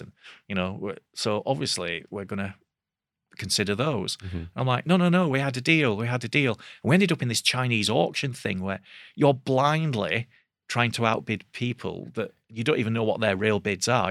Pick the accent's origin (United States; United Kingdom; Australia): United Kingdom; Bradford, Yorkshire and the Humber; it was in Bradford, so that was you know my hometown.